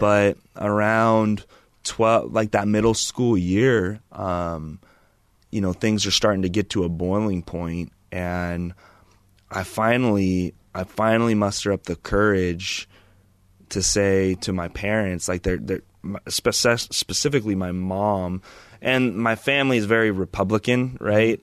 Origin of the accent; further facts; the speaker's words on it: Chino and Chino Hills, California, United States; also born or lived in Loma Linda, California / Auburn, California; now in Idaho Falls, United States; grew up in Chino and Chino Hills